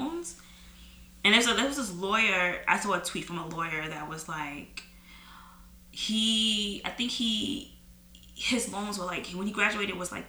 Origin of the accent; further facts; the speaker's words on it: New York, United States; as a New Yorker